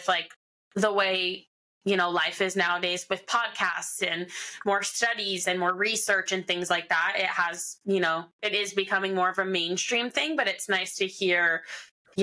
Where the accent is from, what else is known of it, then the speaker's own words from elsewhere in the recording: Philadelphia, Pennsylvania, United States; moved away; growing up in Philly